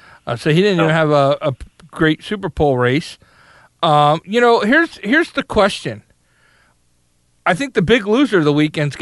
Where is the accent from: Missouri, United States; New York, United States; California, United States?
New York, United States; I'm from New York, so I just hate Jersey.